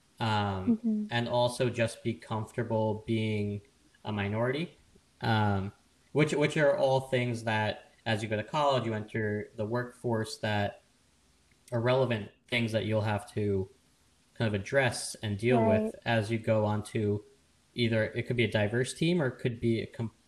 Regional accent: Long Island, New York, United States; I grew up in a town on the eastern end of Long Island that is predominantly white, Caucasian, little in the way of diversity

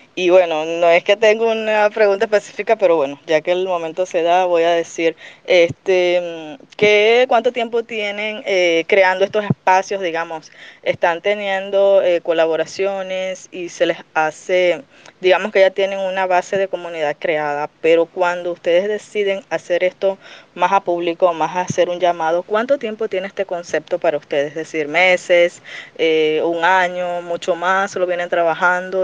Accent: Venezuela; Yo en realidad soy venezolana

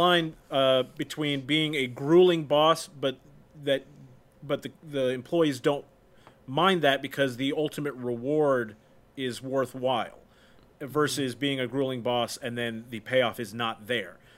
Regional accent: United States; as an American

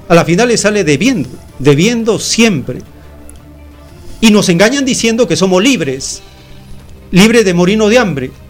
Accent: Peru; En cambio, en estas sociedades como la peruana, estamos divididos en cantidad de bandas criminales llamadas falsamente partidos políticos.

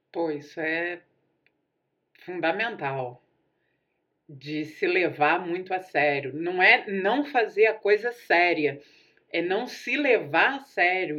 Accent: Campos dos Goytacazes, Rio de Janeiro, Brazil; now in Rio de Janeiro, Brazil

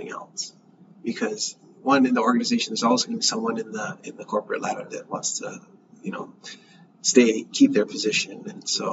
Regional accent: Honolulu, Hawaii, United States; also born or lived in Pennsylvania; I grew up here, born and raised in Nu'uanu, and I'm a Punahou grad.

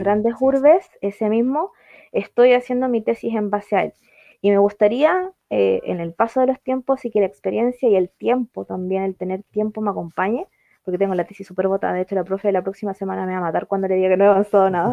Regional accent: Chile; nosotros como wincas, como chilenos

